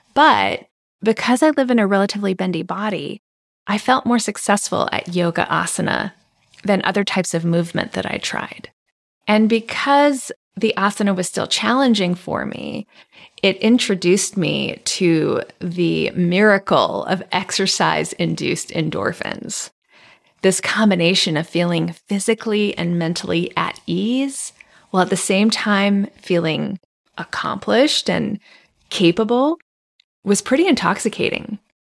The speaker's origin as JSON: {"language": "English", "region": "Hawaii", "country": "United States", "tie": "born or raised there", "also_born_or_lived": "Japan", "said": "I was born in Japan and I grew up in Hawaii. Hawaii is a mecca for immigrants and a place where many cultures coexist, intermix, and influence each other."}